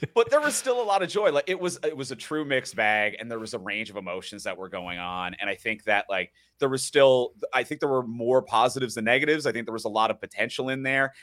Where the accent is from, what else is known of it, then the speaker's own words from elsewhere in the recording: Newfoundland and Labrador, Canada; moved away as an adult; now in Toronto, Canada; I grew up in Newfoundland, so I'm not a born and raised Torontonian